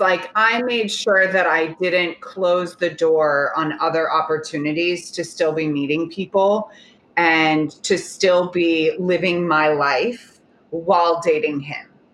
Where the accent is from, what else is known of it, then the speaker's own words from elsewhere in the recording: Oklahoma, United States; moved away; I'm from Oklahoma